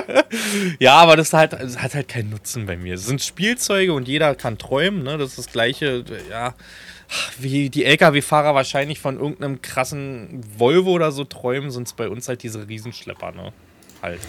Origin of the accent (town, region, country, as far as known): Falkensee, Brandenburg, Germany; born or raised there